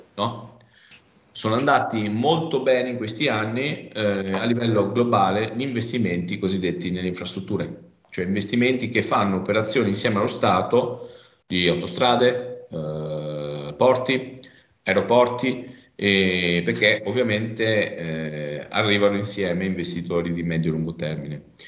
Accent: province of Rovigo, Veneto, Italy; Io vengo dalla provincia di Rovigo

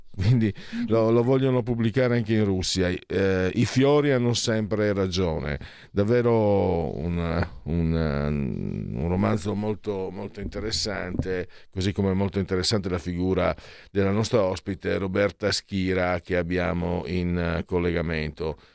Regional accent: Friuli-Venezia Giulia, Italy; io da bambino, in Friuli, io vengo dal Friuli

